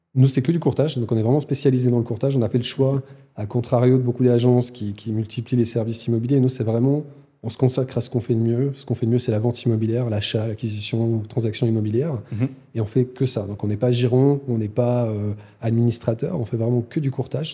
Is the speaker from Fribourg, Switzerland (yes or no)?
no; Lausanne, Vaud, Switzerland; also born or lived in Valais; je suis un enfant de Lausanne, un enfant de Puy